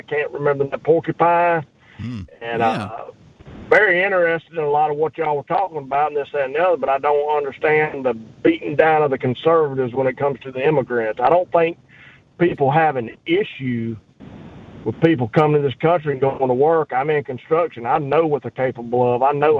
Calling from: Terry, Mississippi, United States; Terry, Mississippi.

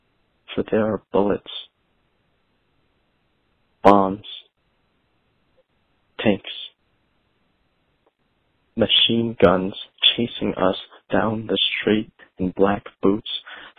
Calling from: New Haven, Connecticut, United States; I'm calling from New Haven, Connecticut

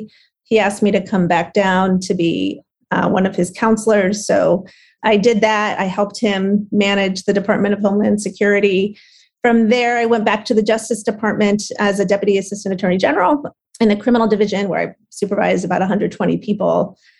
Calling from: New York City, New York, United States; Good. Well, thanks for asking me to join, and doing great, dialing in from New York City.

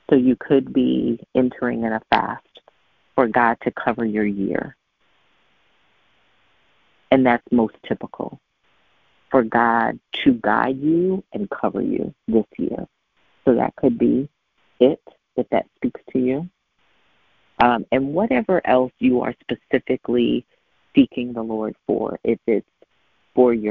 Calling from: Richmond, Virginia, United States; I'm calling in from Richmond

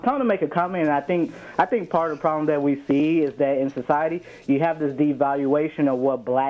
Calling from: Brisbane, Queensland, Australia

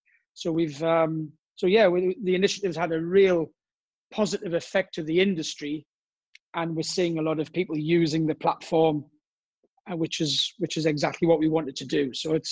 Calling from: Cannes, Provence-Alpes-Côte d'Azur, France; Today I'm in Cannes, south of France.

